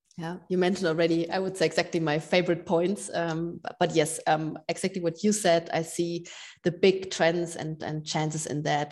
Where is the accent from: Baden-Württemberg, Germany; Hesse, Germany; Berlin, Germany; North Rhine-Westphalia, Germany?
Berlin, Germany; my hometown, Berlin.